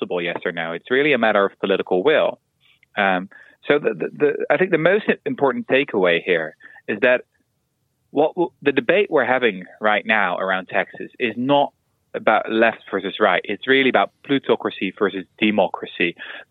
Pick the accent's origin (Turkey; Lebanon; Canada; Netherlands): Netherlands; I'm from Holland